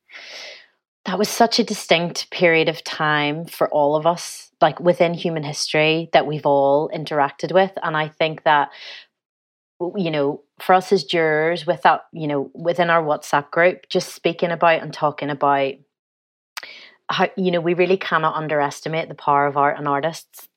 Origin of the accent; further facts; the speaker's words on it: Northern Ireland, United Kingdom; I'm from Northern Ireland, hear my accent.